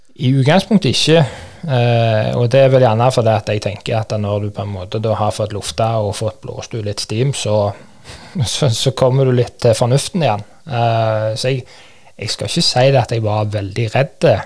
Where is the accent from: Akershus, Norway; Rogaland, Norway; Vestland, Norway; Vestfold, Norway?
Rogaland, Norway; Kvernland; trente hjemme på Kvernland